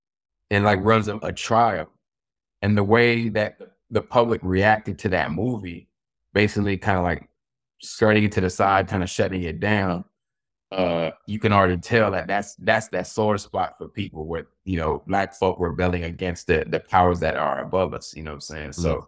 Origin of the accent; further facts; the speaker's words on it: Florida, United States; So, you know, I grew up in Florida. So, you know, black folk, we have like a certain culture in Florida.